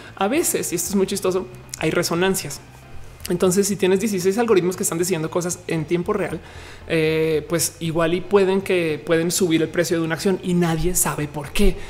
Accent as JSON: {"language": "Spanish", "region": "Colima", "country": "Mexico", "said": "Soy de Colima"}